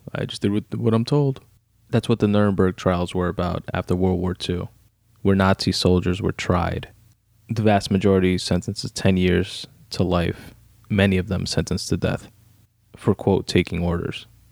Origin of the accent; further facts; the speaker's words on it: New York City, New York, United States; also born or lived in Brooklyn; I was born in Brooklyn, raised in Queens, in New York fucking City